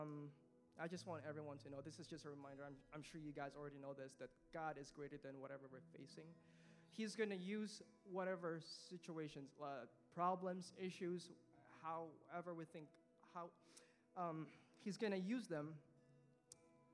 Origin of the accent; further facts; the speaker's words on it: Philippines; moved away; Growing up in the Philippines, I never had a close relationship with my dad